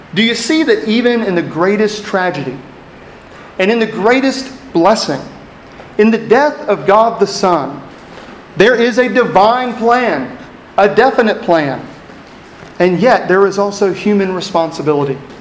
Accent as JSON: {"language": "English", "region": "East Texas", "country": "United States", "also_born_or_lived": "Lubbock, Texas / Washington, D.C.", "moved": "as an adult", "said": "an East Texas hillbilly who found himself in West Texas law school coming to an East Coast law firm."}